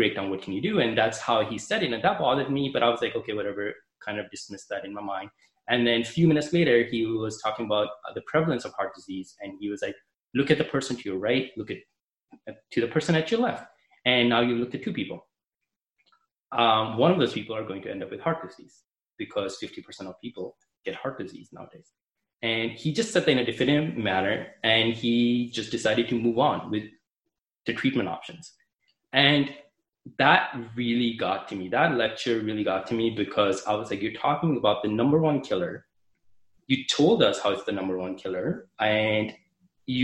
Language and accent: English; Canada; I'm from Canada, so I applied to Canadian med schools